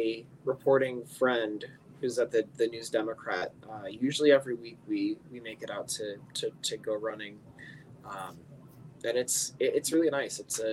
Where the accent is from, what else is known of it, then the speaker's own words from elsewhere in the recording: Northern Colorado, United States; moved away as an adult; also born or lived in New York; now in St. Louis, United States; I grew up in Colorado, Northern Colorado. Was there for 18 years and then went to New York for college.